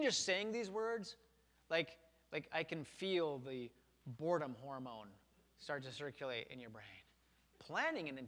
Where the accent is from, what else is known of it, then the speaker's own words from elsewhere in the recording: Wisconsin, United States; I grew up in Wisconsin in a factory town. We had American Motors, which became Chrysler